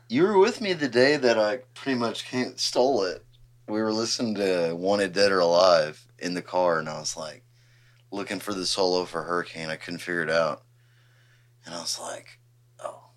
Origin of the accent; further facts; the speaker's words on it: Huffman, Texas, United States; I'm from Huffman